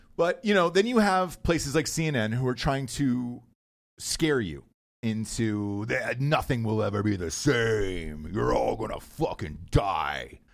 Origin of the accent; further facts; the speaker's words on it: Atlanta, Georgia, United States; I'm from Atlanta